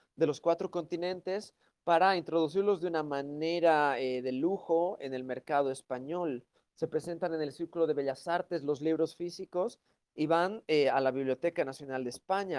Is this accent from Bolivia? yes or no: yes; Bolivia; moved away as an adult; now in Europe; yo soy originalmente de Bolivia, de los Andes